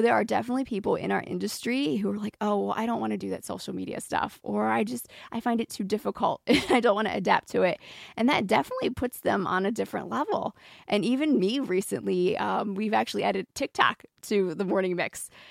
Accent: Maryland, United States; moved away; I grew up on the East Coast in Maryland.

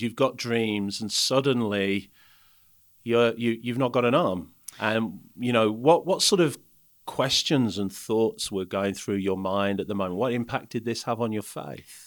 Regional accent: United Kingdom; now in South Africa; I can say this as a Brit

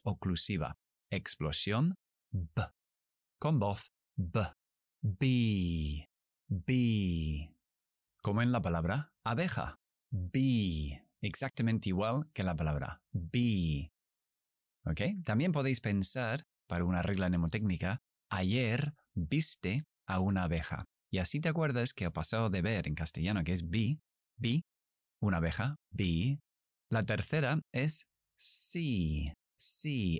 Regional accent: United Kingdom; accent: British English; Spanish is a second language; Yo soy inglés británico, así que yo pronuncio

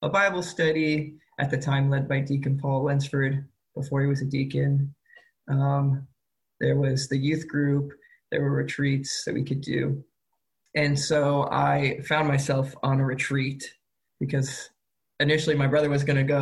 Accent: Carmel, Indiana, United States; I grew up in Carmel, Indiana

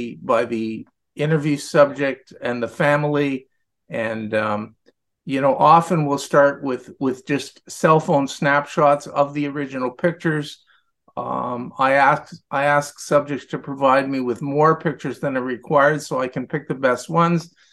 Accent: Ottawa, Ontario, Canada; I'm not an immigrant. I was born in Ottawa, but my father was an immigrant

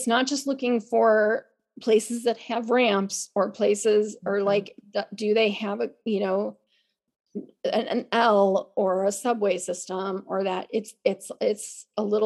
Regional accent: Chicago, Illinois, United States; now in California, United States; I grew up in the Chicago area

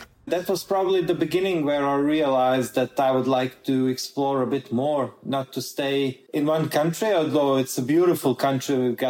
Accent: Rijeka, Primorje-Gorski Kotar County, Croatia; moved away as an adult; also born or lived in Zagreb, Croatia; now in Oslo, Norway; I moved to Zagreb for my career. My hometown is actually Rijeka. So I was born and raised in Rijeka, which is on the north part of the Adriatic coast. Actually, it was Yugoslavia when I was growing up.

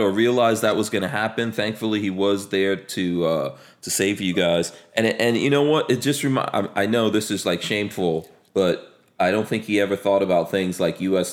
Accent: New York City, New York, United States; also born or lived in Caribbean; I grew up in New York City, right? I grew up in a place called Far Rockaway in New York City

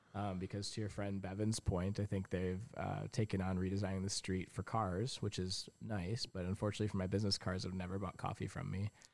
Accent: Grand Rapids, Michigan, United States; moved away as an adult; also born or lived in Toronto, Canada; now in Port Hope, Canada; I grew up in Grand Rapids, Michigan

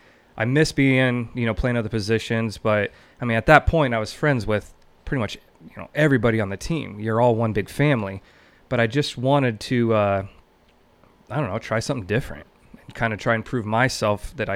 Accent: McCook, Nebraska, United States; also born or lived in Kearney; So I was born in Kearney because my parents lived in Mason City, Nebraska.

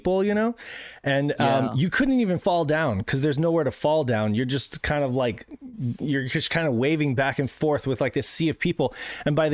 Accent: Reno, Nevada, United States; we're from Reno

